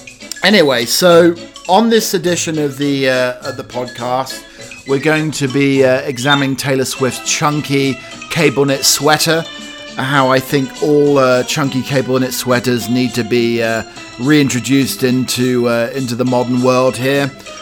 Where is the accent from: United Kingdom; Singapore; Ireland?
United Kingdom; We delve into some of the eccentricities of being British, being a butler.